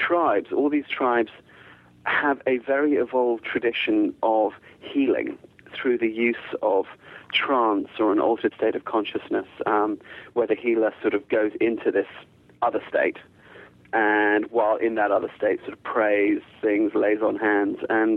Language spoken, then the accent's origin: English; United Kingdom; born there; accent: English; I sound very English, but I'm not English at all, really. My family is all South African and Zimbabwean, and a lot of my family is not white, and a lot of my family doesn't speak English. And although I was born in the UK